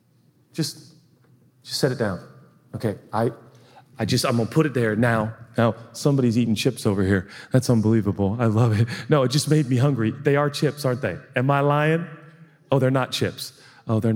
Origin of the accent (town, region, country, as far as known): United States